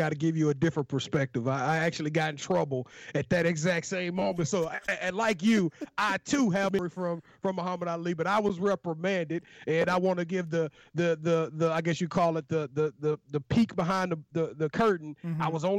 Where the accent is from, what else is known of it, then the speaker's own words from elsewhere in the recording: Louisiana, United States; I am from Louisiana, mm-hmm. The Louisianimal